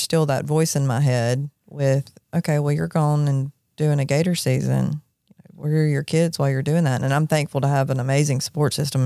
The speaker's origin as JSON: {"language": "English", "town": "Jackson", "region": "Mississippi", "country": "United States", "tie": "born or raised there", "said": "I grew up in Jackson. I grew up on the Pearl River"}